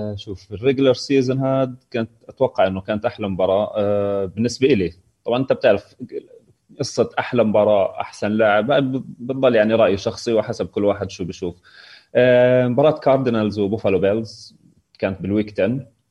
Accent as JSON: {"language": "Arabic", "country": "Jordan", "also_born_or_lived": "Palestine", "said": "انا من الاردن"}